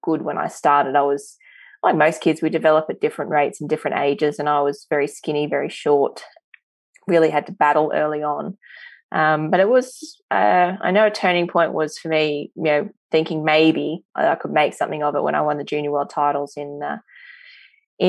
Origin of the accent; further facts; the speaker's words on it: Middlemount, Queensland, Australia; also born or lived in Blackwater, Queensland; I grew up in a small coal mining town called Middlemount in central Queensland, and I was born in the regional hospital out at Blackwater